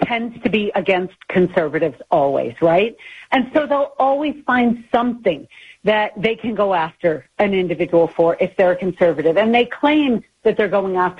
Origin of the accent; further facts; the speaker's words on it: New York, United States; moved away as an adult; now in Utah, United States; I grew up in New York